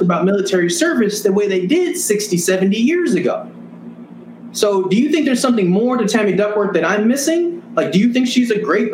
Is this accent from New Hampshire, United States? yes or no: no; Santa Ana, California, United States; I'm from Santa Ana, California. Best city in the world.